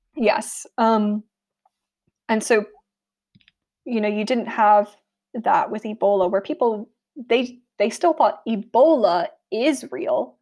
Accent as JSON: {"language": "English", "country": "United States", "moved": "as an adult", "lives_now": "United Kingdom", "said": "I am American, so my, a lot of my personal cultural references are gonna come from America, despite the fact that I've been living in the U K for a while now"}